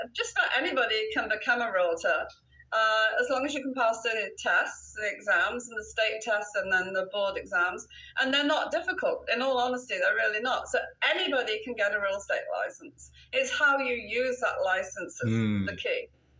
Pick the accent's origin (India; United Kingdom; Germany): United Kingdom; Wales; now in United States; Okay, so I, as you can hear from my accent, I'm a Brit.